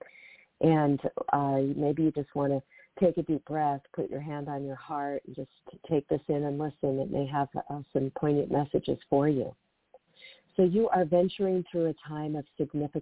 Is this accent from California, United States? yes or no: no; Seattle, Washington, United States; moved away; I have relocated up to my hometown, the Seattle area